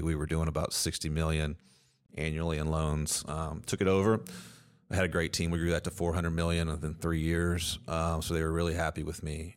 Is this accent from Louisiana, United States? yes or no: no; Edmonton, Kentucky, United States; also born or lived in Lexington, Kentucky; I grew up in Edmonton, Kentucky, so Metcalf County is a couple hours from here